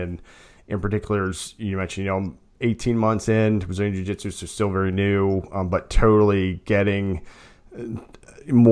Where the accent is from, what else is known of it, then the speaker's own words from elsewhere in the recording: Chesterfield, Virginia, United States; I grew up in Chesterfield, so South Side.